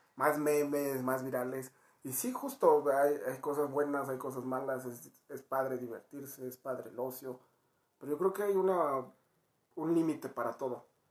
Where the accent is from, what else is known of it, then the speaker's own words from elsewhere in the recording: Mexico; los mexicanos somos